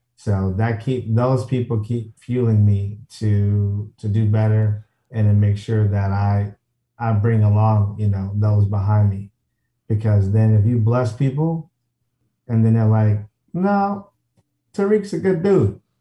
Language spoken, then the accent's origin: English; Chicago, Illinois, United States; I'm from the South Side of Chicago